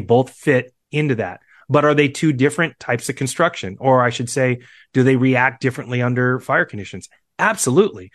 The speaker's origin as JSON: {"language": "English", "town": "Seattle", "region": "Washington", "country": "United States", "said": "I'm from Seattle"}